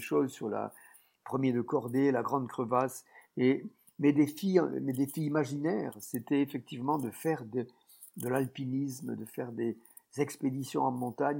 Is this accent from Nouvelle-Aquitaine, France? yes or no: no; Tarn, Occitania, France; je suis né dans le Tarn, c'est un département euh, qui est dans le secteur de Toulouse